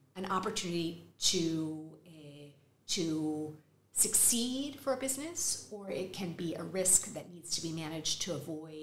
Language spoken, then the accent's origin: English; Texas, United States; accent: Texas; moved away as an adult; also born or lived in New York; now in Madrid, Spain; With a Texas accent